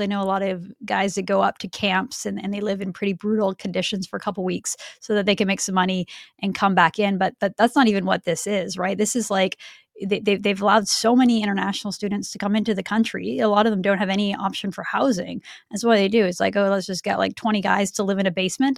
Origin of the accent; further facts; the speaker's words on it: Vancouver, British Columbia, Canada; I grew up in Vancouver in a neighborhood where I think the average single family home is now like three million dollars.